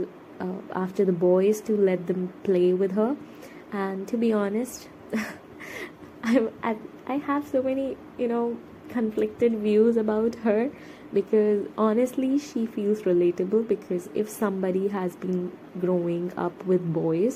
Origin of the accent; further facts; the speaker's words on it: India; I am a Indian person